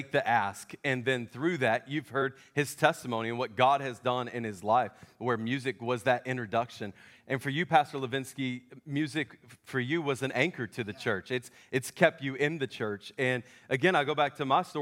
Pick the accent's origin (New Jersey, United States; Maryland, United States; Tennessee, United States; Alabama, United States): Tennessee, United States; Memphis; I'm from Memphis.